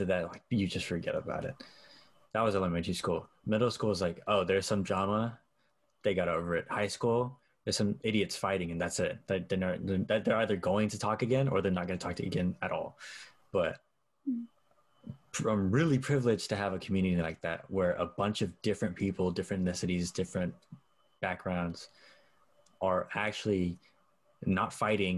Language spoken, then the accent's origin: English; Oakland, California, United States; also born or lived in Stockton, California; I grew up in Oakland and Stockton, both the rough parts of both places